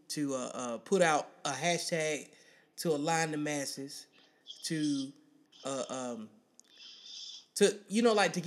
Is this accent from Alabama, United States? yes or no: yes; Birmingham, Alabama, United States; I'm from Birmingham, Alabama